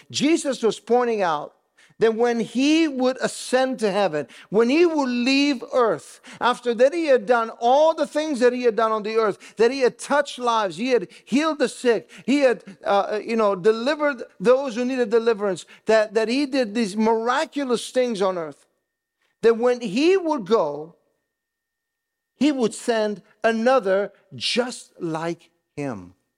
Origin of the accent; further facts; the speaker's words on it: Italy; moved away; I grew up in Italy